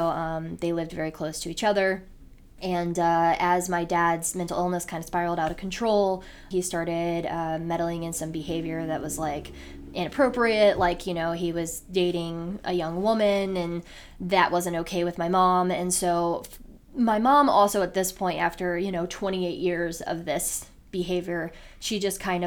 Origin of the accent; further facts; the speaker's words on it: Elyria, Ohio, United States; moved away as an adult; now in Cleveland, United States; we're originally from Elyria